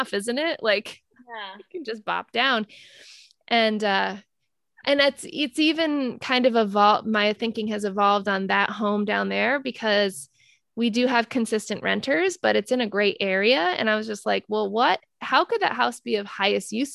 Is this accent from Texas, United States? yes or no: no; Rhode Island, United States; moved away as an adult; now in Maine, United States; we are both from Rhode Island.